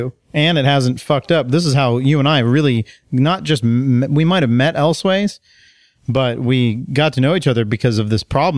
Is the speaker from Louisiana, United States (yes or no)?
no; Texas, United States; Where I grew up in Texas, it's lakes and it's all ski boats and...